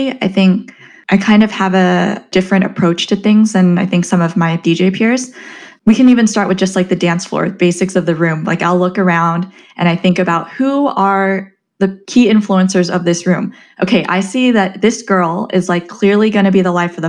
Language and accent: English; Southern California, United States; moved away; also born or lived in New York / Chicago; I'm originally from Southern California